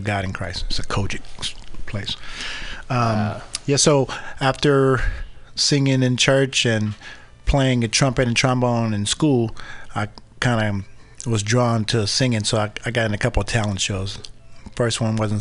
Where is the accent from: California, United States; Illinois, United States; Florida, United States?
California, United States; Berkeley; I was born and raised in Berkeley, California